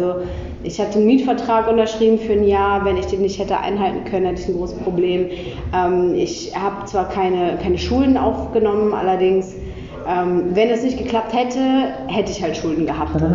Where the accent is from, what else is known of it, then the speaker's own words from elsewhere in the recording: Cologne, North Rhine-Westphalia, Germany; ich komme aus Köln, ähm, bin seit puh, 25 Jahren Kölnerin eigentlich.